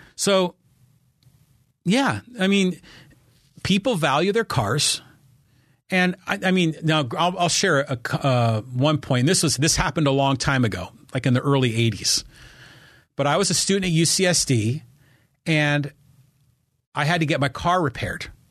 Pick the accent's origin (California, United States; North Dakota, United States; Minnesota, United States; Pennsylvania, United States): California, United States; San Francisco Bay Area; moved away as an adult; also born or lived in La Jolla, California; now in Poway, United States; I was from the Bay Area